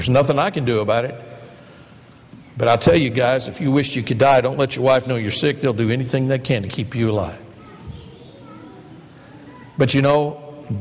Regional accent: Detroit, Michigan, United States; when I was a boy growing up in the Detroit area

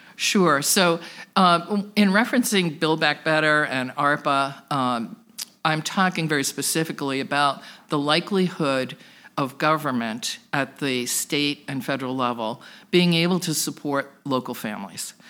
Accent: Plymouth, Massachusetts, United States; now in Worcester, United States; I was originally from the South Shore in Plymouth, Massachusetts, but got pulled back into Worcester four times during my life for school and career.

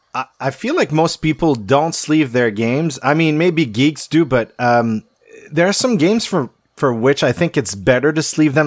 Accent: Quebec, Canada; I'm from Quebec

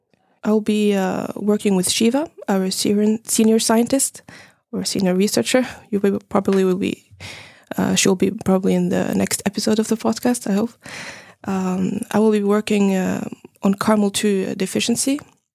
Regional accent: Tunisia; also born or lived in Finland; I'm from Tunisia and Finland, so I'm mixed. I did my bachelor degree in Tunisia in biotechnology.

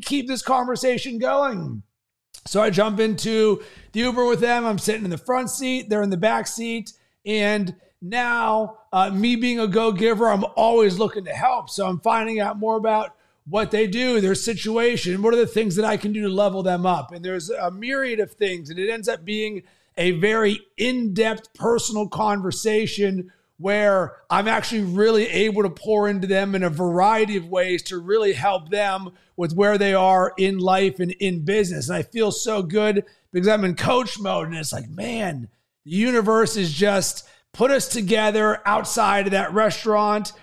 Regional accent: Pittsburgh, Pennsylvania, United States; I'm from Pittsburgh

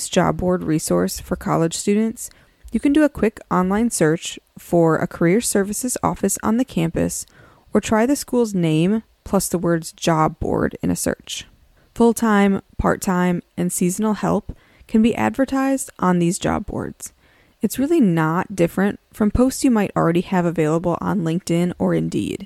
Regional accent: a college town in Wisconsin, United States; I grew up in a college town. There's a four-year university in my hometown that's part of the University of Wisconsin system.

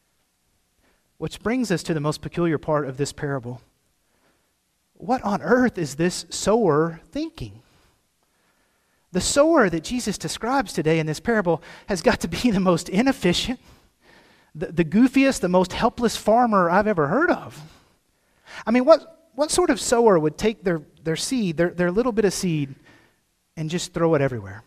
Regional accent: Cave City, Arkansas, United States; moved away; I'm from Cave City, home of the world's sweetest watermelons

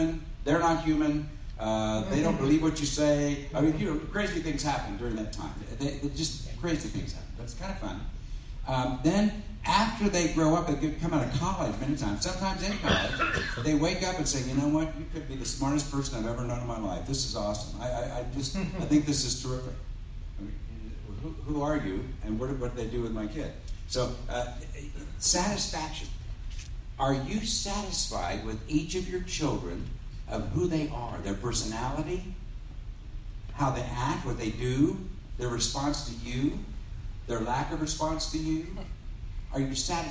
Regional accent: Cincinnati, Ohio, United States; And I grew up in the Cincinnati area

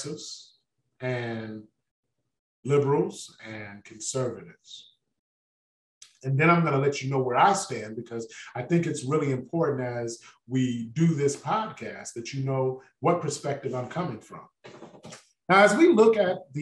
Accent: Detroit, Michigan, United States; I was born and raised in Detroit, Michigan.

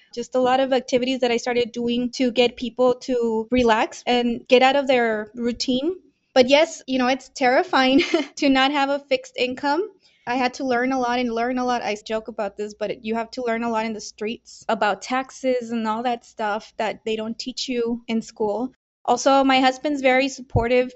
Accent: Mexico; now in El Paso, United States; I was born in Mexico

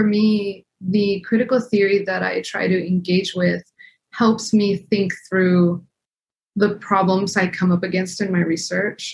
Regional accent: El Paso, Texas, United States; also born or lived in Scotland; now in Arizona, United States

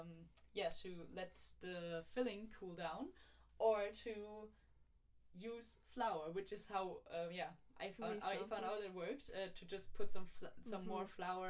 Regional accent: East Frisia, Lower Saxony, Germany; moved away; in the region where I grew up in Germany

